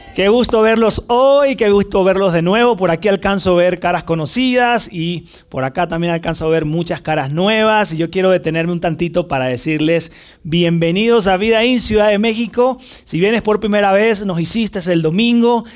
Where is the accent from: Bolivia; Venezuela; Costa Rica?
Venezuela; moved away; trabajé en el cuerpo de bomberos en mi país, en Venezuela, es el país donde nací